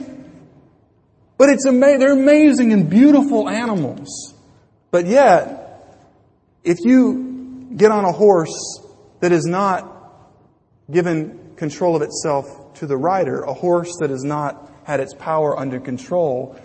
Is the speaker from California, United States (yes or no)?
no; Louisiana, United States; When I was growing up in Louisiana